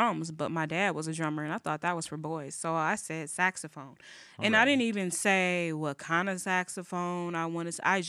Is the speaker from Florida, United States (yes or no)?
no; Rockford, Illinois, United States; also born or lived in Peoria, Illinois; I grew up in Rockford on the south side, south central in Ogilby